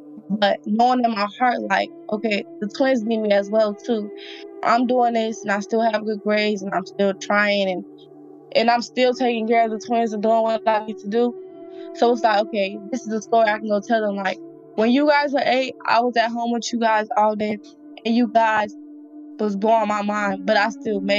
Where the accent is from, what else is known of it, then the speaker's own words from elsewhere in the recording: Nigeria; I'm Nigerian, and like I was just not saying what I was supposed to be saying.